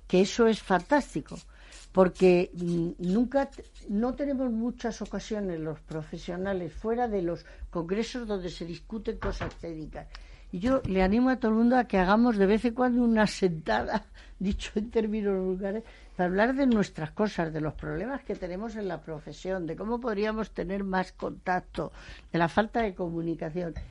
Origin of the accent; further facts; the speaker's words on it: Spain; yo me siento muy orgullosa como española